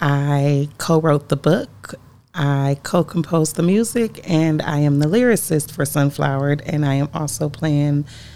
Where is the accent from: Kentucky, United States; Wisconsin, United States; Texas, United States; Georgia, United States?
Wisconsin, United States; Milwaukee; I'm from Wisconsin. I'm from Milwaukee